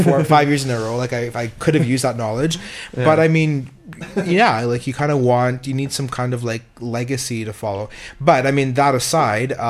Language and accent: English; Canada; also born or lived in Calgary / Montreal; I'm Canadian in the right context